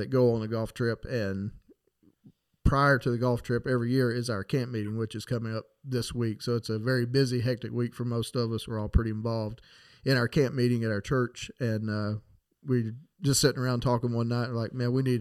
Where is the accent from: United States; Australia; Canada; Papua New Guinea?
United States; Marion, North Carolina; I grew up right here in Marion, North Carolina